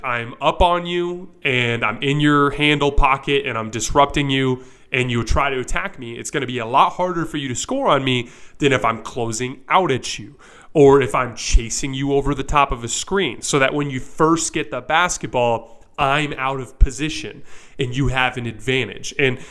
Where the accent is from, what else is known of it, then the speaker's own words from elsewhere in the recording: Tucson, Arizona, United States; I'm born and raised in Tucson, still live in Tucson to this day, although I've lived in other places.